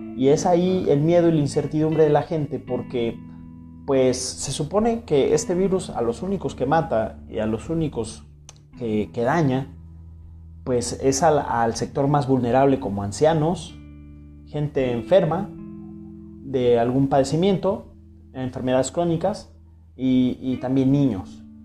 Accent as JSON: {"language": "Spanish", "country": "Mexico", "said": "así somos los mexicanos"}